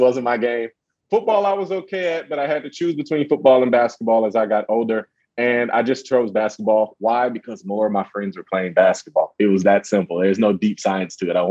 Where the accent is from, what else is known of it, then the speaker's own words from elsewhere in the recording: Oakland, California, United States; also born or lived in New Orleans, Louisiana; I consider two places home, Oakland, California, and New Orleans, Louisiana